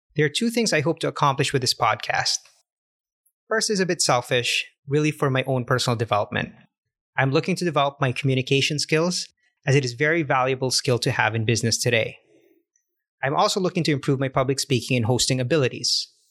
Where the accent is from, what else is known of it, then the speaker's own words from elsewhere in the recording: Canada; moved away; also born or lived in Cartagena, Colombia; As a Canadian